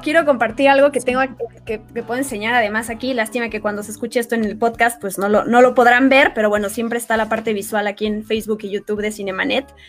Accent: Mexico; accent: Mexican; yo terminé valorando mucho mi acento como mexicana hablando inglés

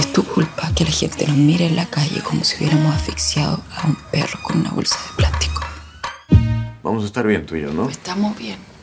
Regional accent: Chile

